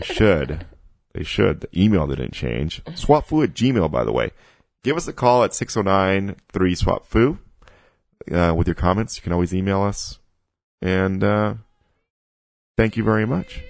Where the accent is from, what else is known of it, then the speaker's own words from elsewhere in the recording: Mexico; I grew up in, I grew up in Mexico